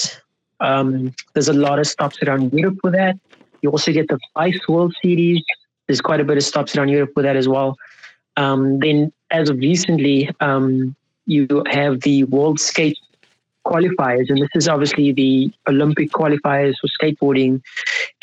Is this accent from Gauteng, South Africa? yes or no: no; Cape Town, Western Cape, South Africa; I grew up in Cape Town, South Africa. Athlone, Lansdowne is what I call home.